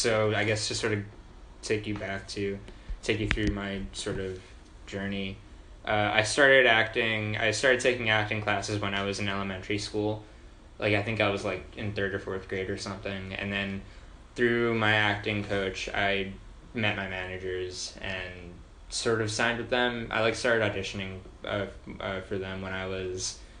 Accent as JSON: {"language": "English", "region": "New Jersey", "country": "United States", "said": "I'm from New Jersey"}